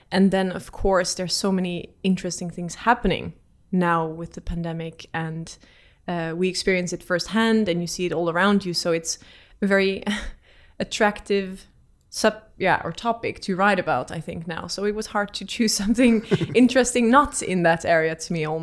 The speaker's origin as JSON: {"language": "English", "country": "Netherlands", "moved": "as an adult", "lives_now": "Oslo, Norway", "said": "I don't come from uh, the UK, I come from the Netherlands."}